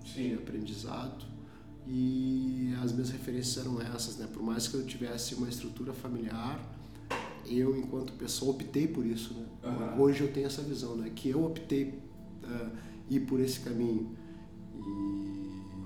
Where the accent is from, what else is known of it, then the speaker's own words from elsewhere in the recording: Porto Alegre, Rio Grande do Sul, Brazil; eu venho do bairro Restinga, né? Aqui é, é, um, é um bairro periférico de Porto Alegre, né? Uh, aonde lá eu, eu comecei a, a minha vida